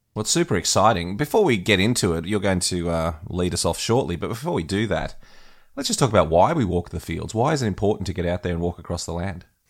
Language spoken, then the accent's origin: English; Australia; as an Australian